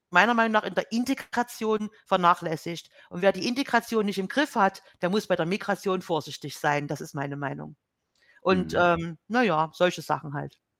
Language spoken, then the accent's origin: German; Germany; als Deutsche